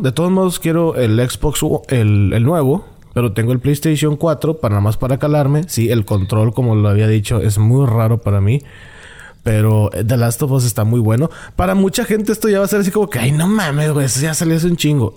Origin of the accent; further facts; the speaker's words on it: Monterrey, Nuevo León, Mexico; el Regio